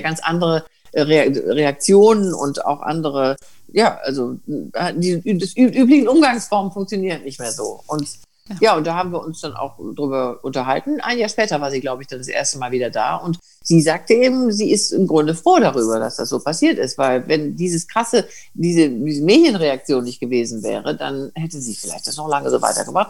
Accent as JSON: {"language": "German", "area": "Bergisches Land", "region": "North Rhine-Westphalia", "country": "Germany", "said": "dass ich aus Nordrhein-Westfalen komme, also Bergisches Land"}